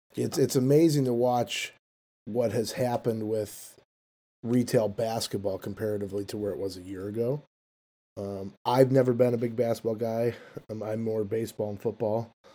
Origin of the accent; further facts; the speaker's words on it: Chicago, Illinois, United States; I'm from Chicago, Illinois